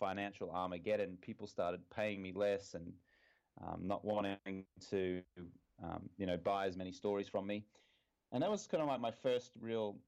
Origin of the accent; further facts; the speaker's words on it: Brisbane, Queensland, Australia; moved away as an adult; also born or lived in London; I'm from Brisbane, Australia. I was here until I was, when I say here, I'm actually in Brisbane, Australia at the moment. I was here until I was 23 years old